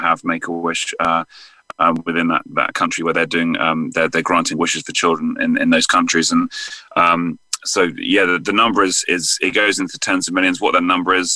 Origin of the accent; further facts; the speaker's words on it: England, United Kingdom; accent: English; moved away as an adult; now in United States; England. Yeah, I moved out here in 2009, so it's been just, yeah, this is my 12th year here now.